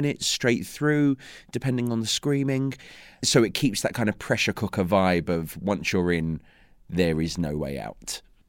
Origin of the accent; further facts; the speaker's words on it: London, United Kingdom; Yeah, I'm a Londoner, yeah, Essex boy.